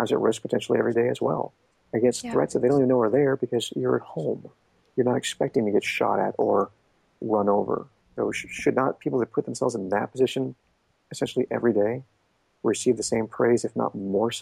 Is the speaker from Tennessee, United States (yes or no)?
no; Shasta County, Northern California, United States; moved away as an adult; I grew up in Shasta County. I didn't travel much. I mean, every now and again we took a trip somewhere, but my world was Northern California